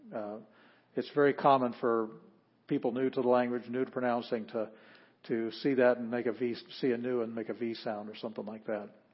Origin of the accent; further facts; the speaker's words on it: Sioux Falls, South Dakota, United States; moved away; We're from Sioux Falls, South Dakota